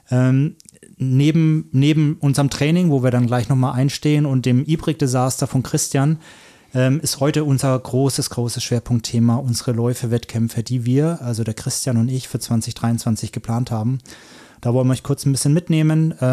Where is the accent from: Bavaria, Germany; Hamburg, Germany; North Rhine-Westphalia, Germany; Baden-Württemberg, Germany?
Bavaria, Germany; Franconia; ich komme ja aus Franken, das ist ja eine ganz andere Welt